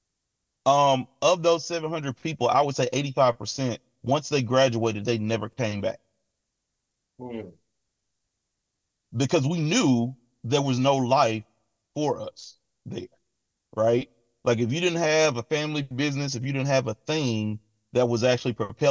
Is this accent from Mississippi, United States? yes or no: yes; Mississippi, United States; now in Atlanta, United States; I didn't grow up in Atlanta. I grew up in Mississippi.